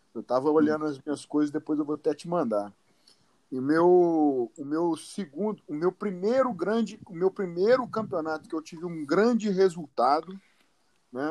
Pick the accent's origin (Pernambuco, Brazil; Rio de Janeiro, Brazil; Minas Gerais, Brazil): Minas Gerais, Brazil; São Sebastião do Paraíso; now in Uberaba, Brazil; eu sou de São Sebastião do Paraíso, né? Hoje eu moro em, em Uberaba, mas uhum. eu venho do interior de Minas Gerais.